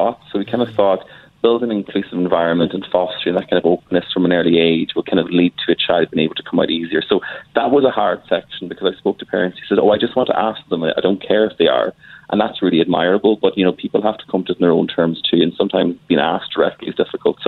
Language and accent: English; Ireland; also born or lived in Dublin; I'm from Ireland. I live in Dublin